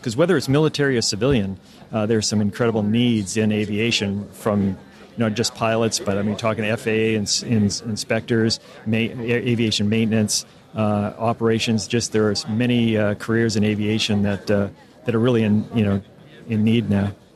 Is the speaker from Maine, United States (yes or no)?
yes; Maine, United States; moved away as an adult; somebody like me and so many others who were born and raised in Maine